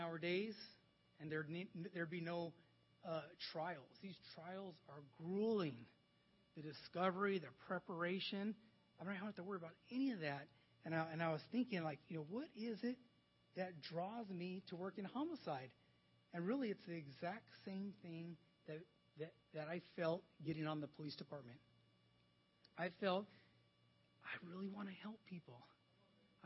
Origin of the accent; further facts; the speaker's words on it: Los Angeles, California, United States; where I grew up in Wilmington